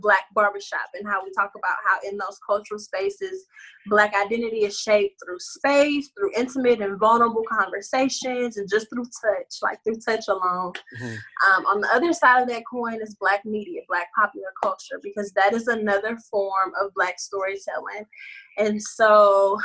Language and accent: English; Beaumont, Texas, United States; moved away; who I am or my hometown or my family